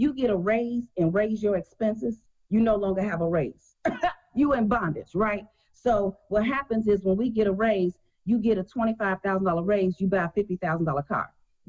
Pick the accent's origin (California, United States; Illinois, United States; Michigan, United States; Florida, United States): Illinois, United States; Chicago; I was born and raised in Chicago.